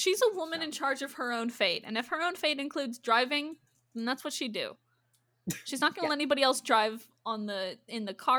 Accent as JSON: {"language": "English", "region": "Iowa", "country": "United States", "tie": "born or raised there", "said": "Hi, I grew up in Iowa. I'm angry about it."}